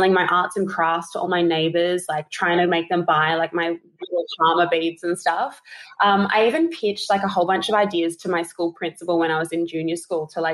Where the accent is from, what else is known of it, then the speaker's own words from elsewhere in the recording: Adelaide, South Australia, Australia; now in Sydney, Australia; I'm originally from Adelaide.